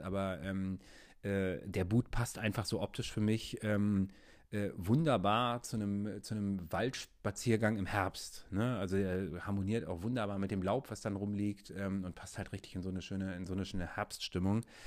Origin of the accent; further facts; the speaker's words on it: Berlin, Germany; ich selber bin ja aus Berlin und in Berlin haben wir ähm, zwei Läden